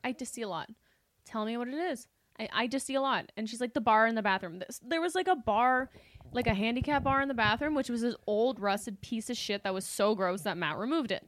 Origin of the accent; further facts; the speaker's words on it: Canada; moved away as an adult; now in Los Angeles, United States; we were Canadian, we were Canadian, we are Canadian. We didn't have credit when we arrived